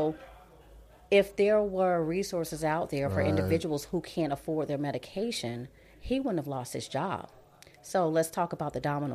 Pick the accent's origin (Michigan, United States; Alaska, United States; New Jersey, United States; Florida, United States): Florida, United States; Orlando; raised Orange County